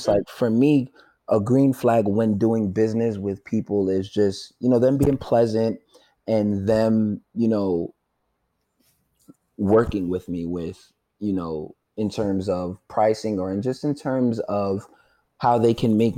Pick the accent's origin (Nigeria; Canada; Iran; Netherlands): Nigeria; For the people that are listening that may not know, I am, you know, I'm Nigerian.